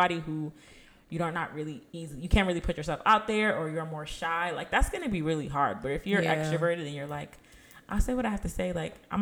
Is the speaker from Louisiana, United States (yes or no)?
no; Pennsylvania, United States; now in Maryland, United States; I'm from Pennsylvania